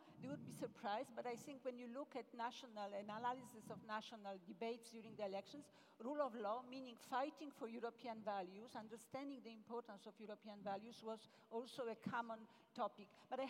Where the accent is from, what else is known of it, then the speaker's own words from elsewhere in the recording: Poland; my home country, Poland